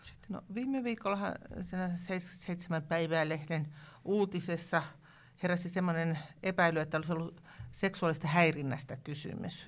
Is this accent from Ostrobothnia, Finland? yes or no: no; Tampere, Pirkanmaa, Finland; now in Lapland, Finland; Minä olen Järvi-Suomen kasvatti tuota, Tampereelta ja, ja tota, nyt on tietenkin Lapissa elänyt jo yli 30 vuotta